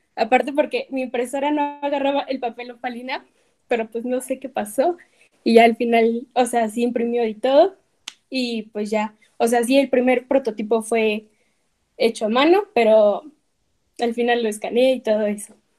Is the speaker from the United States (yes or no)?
no; Puebla, Mexico; el ir creciendo en México, en Puebla